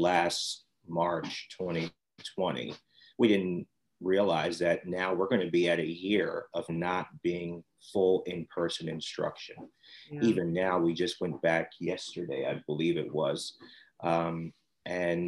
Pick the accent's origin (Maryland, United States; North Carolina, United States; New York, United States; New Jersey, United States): New Jersey, United States; Vineland; also born or lived in Millville, New Jersey; Millville's where I grew up for kindergarten, first and second, then Vineland came over here, and that's where we live now